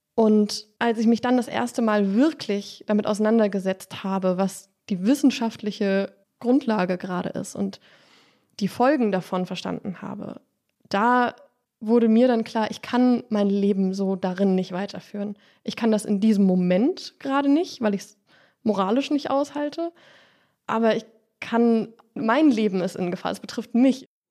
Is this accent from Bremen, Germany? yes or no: no; near Dresden, Saxony, Germany; Ich bin in der Nähe von Dresden aufgewachsen